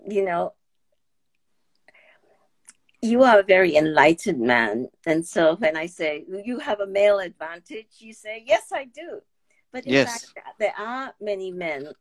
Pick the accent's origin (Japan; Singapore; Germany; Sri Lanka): Singapore; moved away as an adult; now in United States; growing up in Singapore